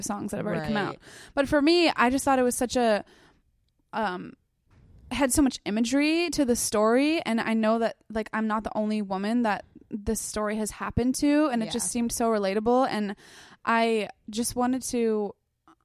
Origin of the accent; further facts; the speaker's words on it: South Shore, Massachusetts, United States; moved away as an adult; now in Los Angeles, United States; Boston, where I grew up and spent a lot of time